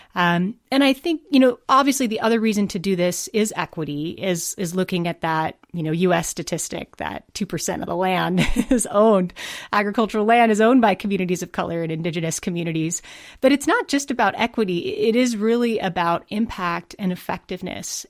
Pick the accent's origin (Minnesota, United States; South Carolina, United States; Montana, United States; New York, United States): Montana, United States; I'm from Montana.